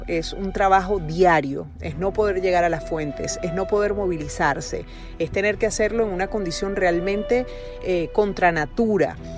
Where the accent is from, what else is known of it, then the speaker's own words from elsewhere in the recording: Venezuela; mi país